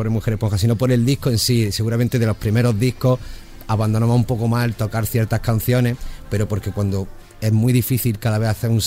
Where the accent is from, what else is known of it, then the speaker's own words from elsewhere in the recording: Granada, Andalusia, Spain; siendo granadinos